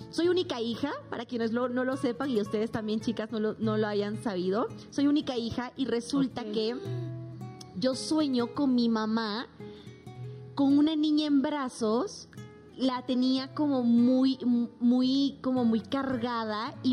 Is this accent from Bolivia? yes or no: yes; Bolivia; now in Mexico; cuando me vine de Bolivia a México ya no tenía como esa, vamos a llamarlo protección de inmediato que yo pudiese llamar a mis papás